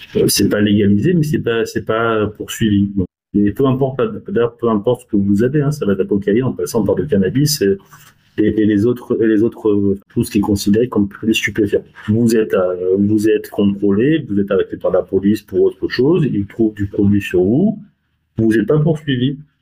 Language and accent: French; France; on, on est français